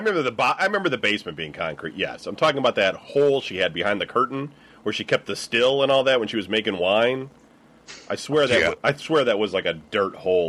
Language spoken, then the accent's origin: English; Clawson, Michigan, United States; also born or lived in Detroit; I was born in Detroit.